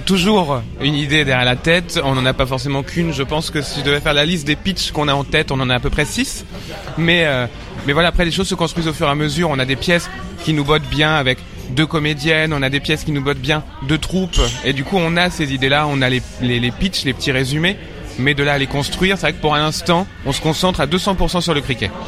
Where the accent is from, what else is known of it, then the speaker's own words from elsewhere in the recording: Paris suburbs, Île-de-France, France; j'ai grandi en banlieue parisienne, dans le 94